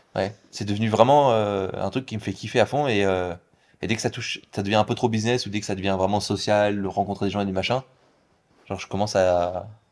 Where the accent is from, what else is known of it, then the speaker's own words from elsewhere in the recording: Paris, Île-de-France, France; moved away as an adult; also born or lived in Hong Kong; now in Bali, Indonesia; Moi je viens de Paris